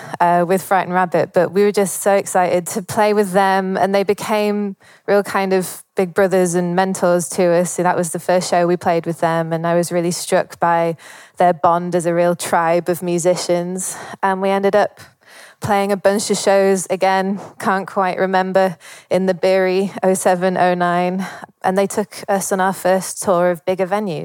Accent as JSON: {"language": "English", "town": "Leeds", "region": "Yorkshire and the Humber", "country": "United Kingdom", "tie": "born or raised there", "said": "I grew up in Leeds"}